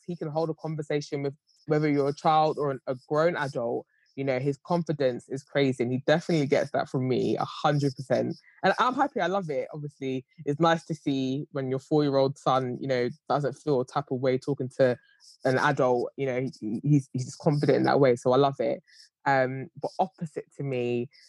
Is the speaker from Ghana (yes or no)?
yes; Ghana; Obviously, I have a son, so everyone knows what they, and I'm Ghanaian as well.